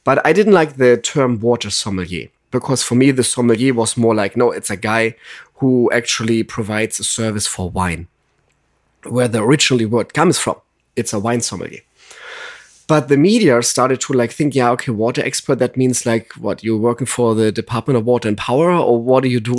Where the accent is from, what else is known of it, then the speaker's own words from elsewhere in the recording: Germany; accent: German; English is a second language; now in Los Angeles, United States; I'm originally from Germany